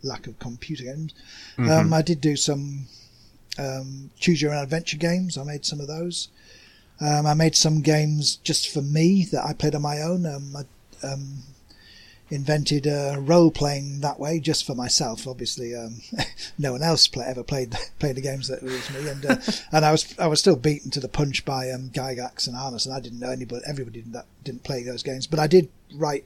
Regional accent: Yorkshire and the Humber, United Kingdom; accent: working class Yorkshire; I'm English. Obviously, you can tell that by the accent. I'm from a part of England called Yorkshire, which means that I pronounce all my vowels in a flat way.

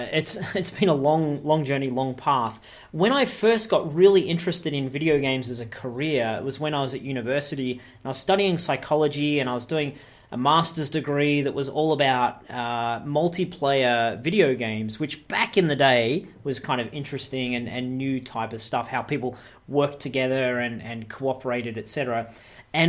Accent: Australia; also born or lived in Canada; Yeah, that's right. I'm an Australian. But I've spent a lot of my professional career in North America, specifically in Canada.

